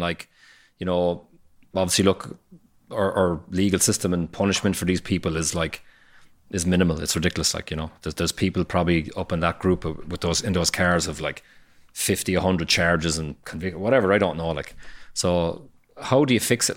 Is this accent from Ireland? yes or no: yes; Cork, Munster, Ireland; I grew up in Fair Hill and, and the north side of Cork